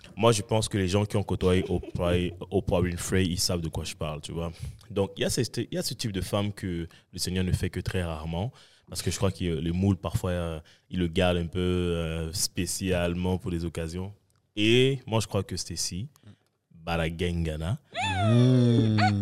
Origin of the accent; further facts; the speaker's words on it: Cameroon; also born or lived in Saint-Michel, Montreal; now in Montreal, Canada; je suis camerounais, africain et fier